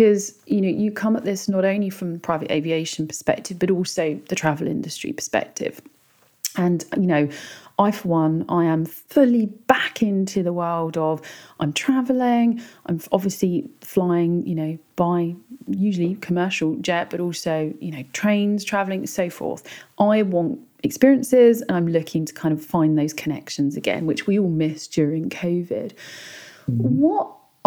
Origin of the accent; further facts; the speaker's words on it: United Kingdom; I'm British